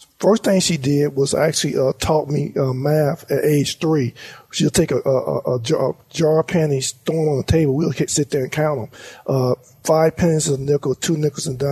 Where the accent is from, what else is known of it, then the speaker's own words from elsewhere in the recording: Monroe, Louisiana, United States; moved away as an adult; Monroe, Louisiana is my heart and soul. Basically, I was born and raised there.